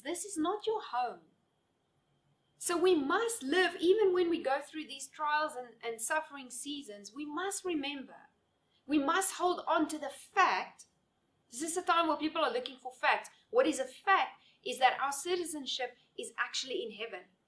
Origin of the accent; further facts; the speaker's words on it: South Africa; now in Namibia; I'm living here in Namibia now, but my passport still says that I'm a South African citizen.